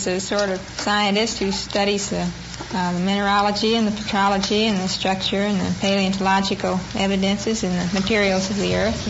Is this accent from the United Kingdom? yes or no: no; Waco, Texas, United States; I was born in Waco.